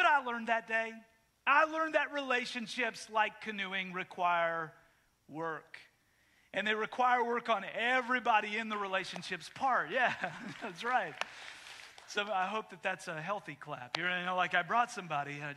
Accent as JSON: {"language": "English", "country": "Canada", "tie": "born or raised there", "moved": "yes", "said": "when I grew up in Canada, when I moved here"}